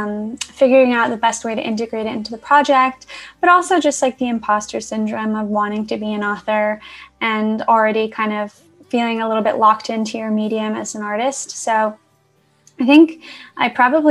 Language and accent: English; New York City, New York, United States; moved away as an adult; now in Los Angeles, United States; I'm originally from Queens, New York. So I kind of grew up around like the Woodside, Sunnyside area